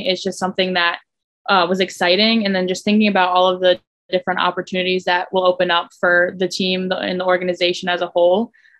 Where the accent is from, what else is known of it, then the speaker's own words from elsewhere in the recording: Southeastern Connecticut, United States; growing up in Southeastern Connecticut